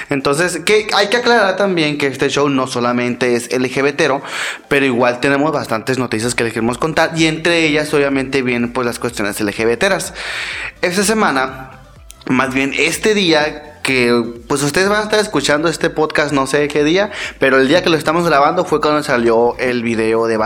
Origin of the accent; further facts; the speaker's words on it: El Tocuyo, Lara, Venezuela; now in Cajeme, Mexico; eh, soy del Tocuyo, Venezuela.